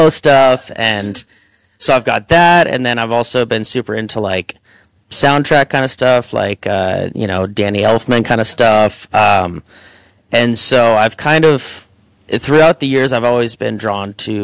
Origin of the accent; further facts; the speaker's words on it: Boise, Idaho, United States; also born or lived in Corvallis, Oregon / Colorado / Ohio / Nashville, Tennessee; now in Port St. Lucie, United States; I was born there and then moved to Boise, Idaho when I was 6, and then lived there for a while